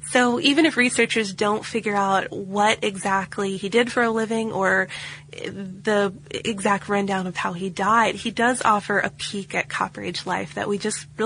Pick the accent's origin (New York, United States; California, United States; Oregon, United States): Oregon, United States; now in Czech Republic; I live in the Czech Republic, which is an hour's drive north of Prague, the, the town he lives in. I'm from Oregon, but I've been teaching English to little children here for several years.